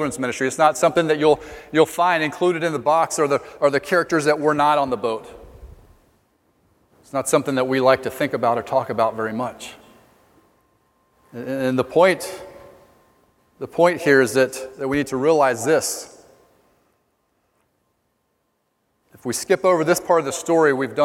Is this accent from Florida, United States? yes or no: yes; Ocala, Florida, United States; I was born in Ocala, Florida, home of Silver Springs